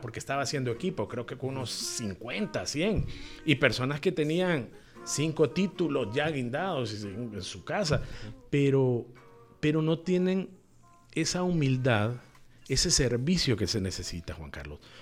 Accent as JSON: {"language": "Spanish", "town": "Tegucigalpa", "region": "Francisco Morazán", "country": "Honduras", "tie": "born or raised there", "said": "yo nací en Tegucigalpa eh, hace 44 años y formé mi familia y todo en, el casco urbano, en puro Tegucigalpa"}